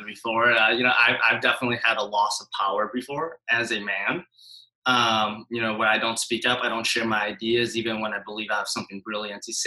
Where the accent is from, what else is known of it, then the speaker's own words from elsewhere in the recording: Appleton, Wisconsin, United States; moved away; I'm from Appleton, Wisconsin originally